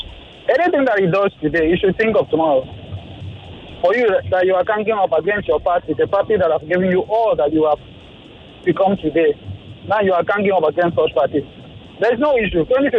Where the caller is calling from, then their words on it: Ikoyi, Lagos, Nigeria; I'm reaching from Ikoyi right now.